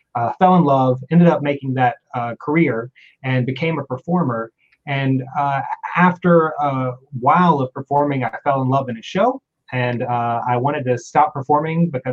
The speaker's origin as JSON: {"language": "English", "region": "North Carolina", "country": "United States", "tie": "born or raised there", "said": "I grew up in the South in North Carolina"}